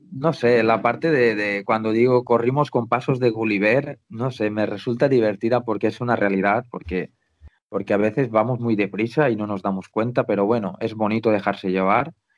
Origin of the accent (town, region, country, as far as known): Valencian Community, Spain